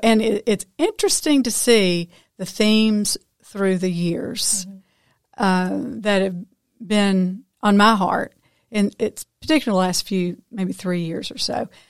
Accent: Memphis, Tennessee, United States; I grew up in the Memphis area, and we were 8 hours from the beach.

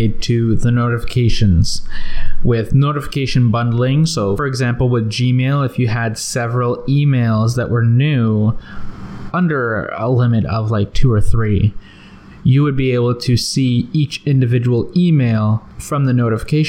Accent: Canada; I'm Canadian

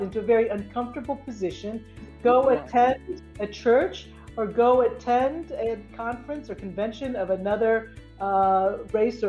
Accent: Philadelphia, Pennsylvania, United States; I was born in Philadelphia, Pennsylvania.

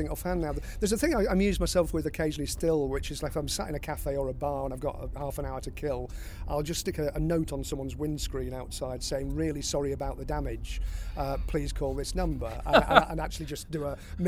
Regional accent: Blackpool, North West England, United Kingdom; when I was growing up in Blackpool

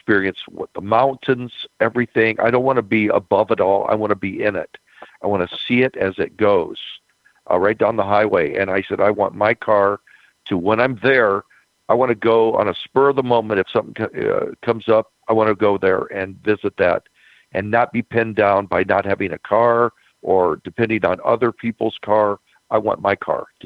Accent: Detroit, Michigan, United States; moved away; when I was a young boy growing up in Detroit

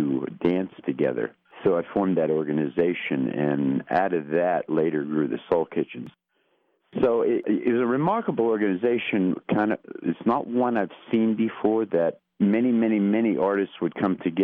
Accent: Hazleton, Pennsylvania, United States; moved away as an adult; also born or lived in Los Angeles, California / Baltimore, Maryland; I was born in Hazleton, born and raised here, and lived here for the first 22 years of my life

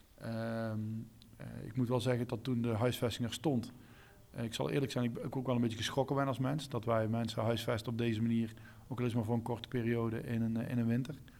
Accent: North Brabant, Netherlands; als Brabander

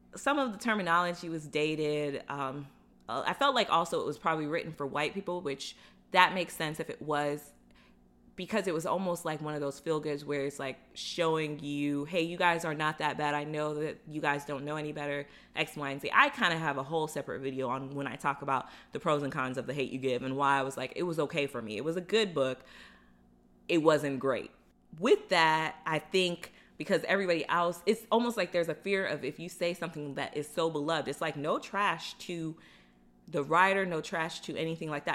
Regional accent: Florida, United States; growing up in Florida

